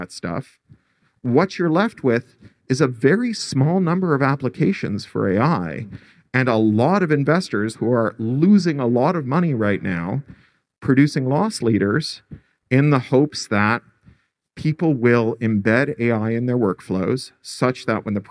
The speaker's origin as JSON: {"language": "English", "country": "Canada", "moved": "yes", "lives_now": "United States", "said": "I speak as a Canadian expatriate who lives in the United States"}